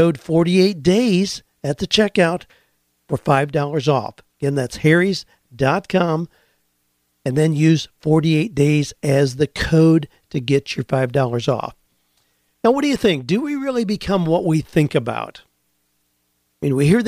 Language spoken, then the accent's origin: English; Ohio, United States; when I was a 12, 13-year-old farm kid growing up in Ohio